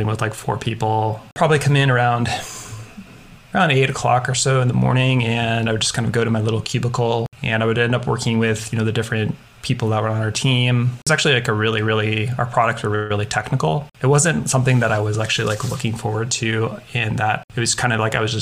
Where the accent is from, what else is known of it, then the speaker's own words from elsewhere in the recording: Portland, Oregon, United States; I grew up in Portland, Oregon